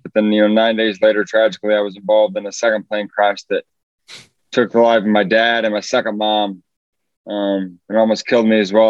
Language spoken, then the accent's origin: English; Fort Wayne, Indiana, United States; moved away; I'm from Fort Wayne, Indiana originally